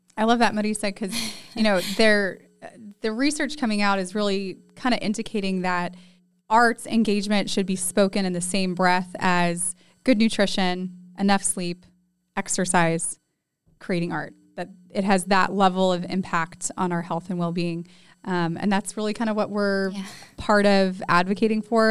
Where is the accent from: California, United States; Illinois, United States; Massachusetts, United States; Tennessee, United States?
California, United States; now in San Antonio, United States; when I moved from California, where I grew up, to San Antonio